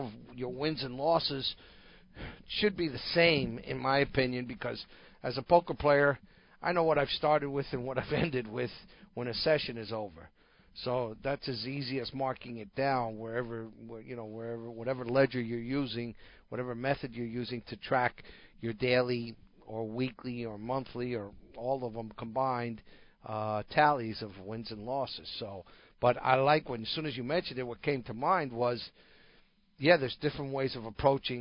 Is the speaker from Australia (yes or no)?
no; New Jersey, United States; moved away as an adult; where I grew up in New Jersey